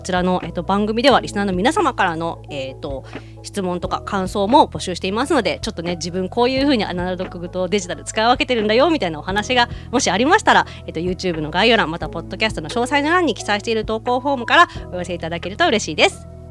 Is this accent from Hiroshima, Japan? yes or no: yes; Hiroshima, Japan; 今回はそれこそ地元広島でもやるので